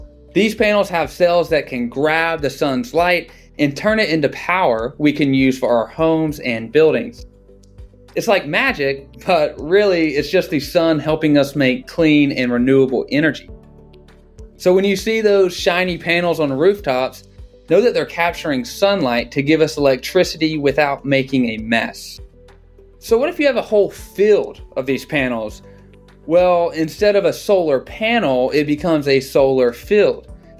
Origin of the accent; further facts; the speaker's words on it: Georgia, United States; Gigawatt Global built its first solar field in the U.S. back in 2016 in my home state of Georgia.